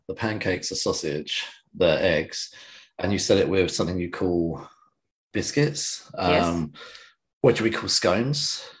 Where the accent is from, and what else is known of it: England, United Kingdom